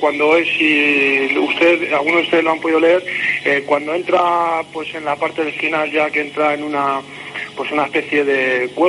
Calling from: Madrid, Community of Madrid, Spain; Yo te llamo aquí de Madrid.

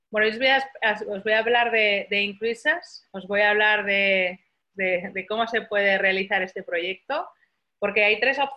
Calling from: Barcelona, Catalonia, Spain; desde Barcelona.

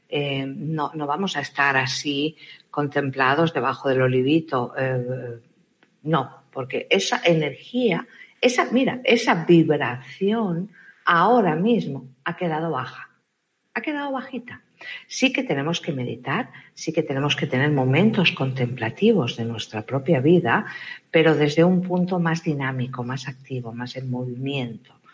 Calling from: Argentina

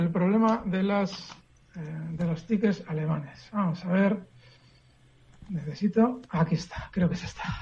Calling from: Madrid, Community of Madrid, Spain; de Madrid.

